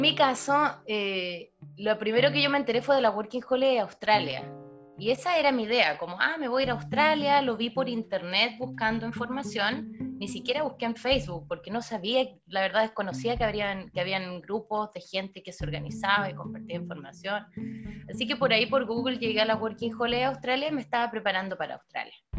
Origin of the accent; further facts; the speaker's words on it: Chile; moved away; los chilenos tampoco nos juntamos con los haitianos